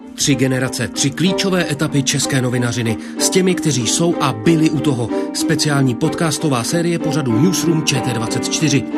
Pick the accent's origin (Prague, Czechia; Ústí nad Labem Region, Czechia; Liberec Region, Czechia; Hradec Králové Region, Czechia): Prague, Czechia; also born or lived in Vinohrady, Prague; já jsem vyrůstal na Žižkově